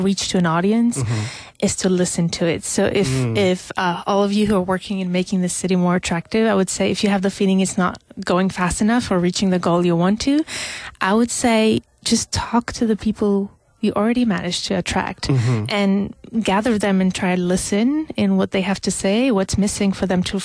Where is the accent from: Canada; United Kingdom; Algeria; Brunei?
Algeria; moved away; I come from Algeria originally